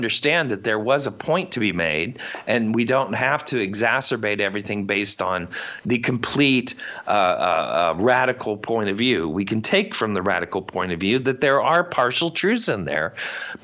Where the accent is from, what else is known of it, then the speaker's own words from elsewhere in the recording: Indiana, United States; I come from the Midwest. I come from Indiana. Cornfields, not many people